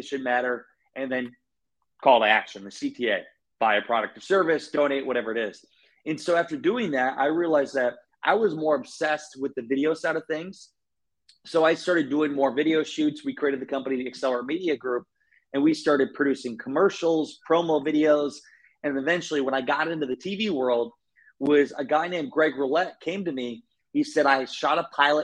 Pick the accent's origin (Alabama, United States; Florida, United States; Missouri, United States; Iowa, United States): Iowa, United States; I grew up in Iowa